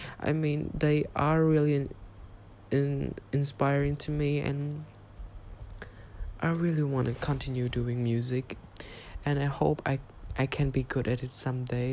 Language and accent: English; Cambodia; English is a second language; I am from Cambodia.